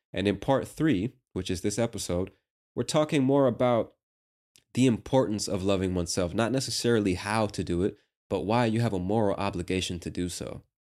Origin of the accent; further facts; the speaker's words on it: United States; As an American